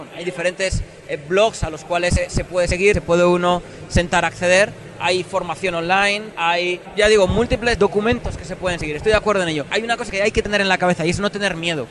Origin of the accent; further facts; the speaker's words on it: Logroño, La Rioja, Spain; now in Madrid, Spain; vivo en Madrid, pero soy de una, del norte de España, una ciudad pequeña que se llama Logroño